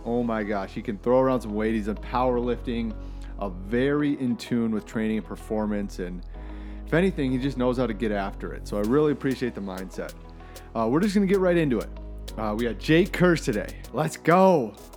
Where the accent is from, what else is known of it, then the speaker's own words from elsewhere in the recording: Minnetonka, Minnesota, United States; moved away; also born or lived in Maine; growing up in Minnetonka